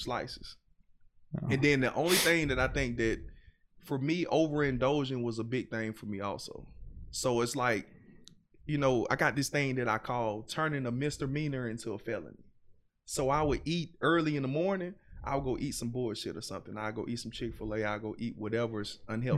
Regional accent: Montgomery, Alabama, United States; accent: heavy Southern; moved away as an adult; now in Texas, United States; I'm from Montgomery, Alabama, 334, AKA BKA Gump Town

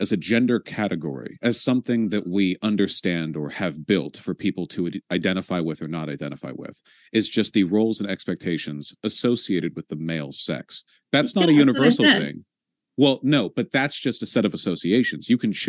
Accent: United States; I'm an American in a purely national sense. I was born here.

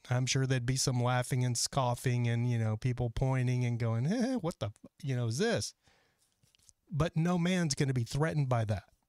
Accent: Texas, United States; now in Los Angeles, United States; I'm from Texas.

